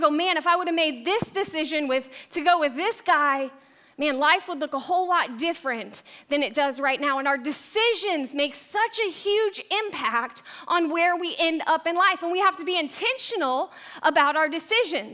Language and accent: English; Tampa, Florida, United States; moved away; I was born and raised in Tampa Bay area